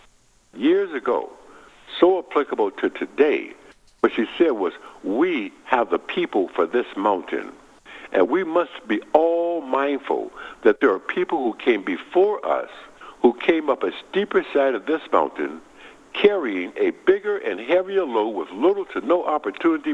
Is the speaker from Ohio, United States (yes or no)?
no; Milwaukee, Wisconsin, United States; moved away; my hometown, Milwaukee, Wisconsin